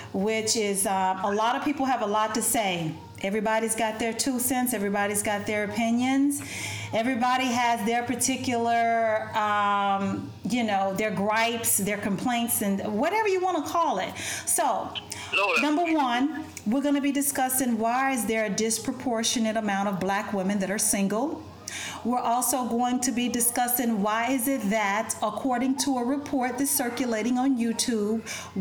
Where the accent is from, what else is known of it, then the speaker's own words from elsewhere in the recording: United States; also born or lived in Ethiopia; I'm black American and I'm Ethiopian.